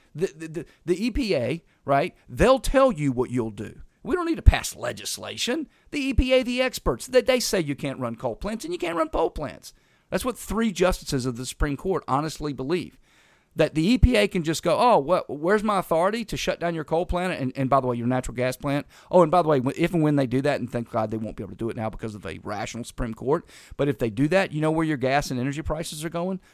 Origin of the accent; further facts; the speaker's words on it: North Carolina, United States; moved away as an adult; also born or lived in Tallahassee, Florida; I was from North Carolina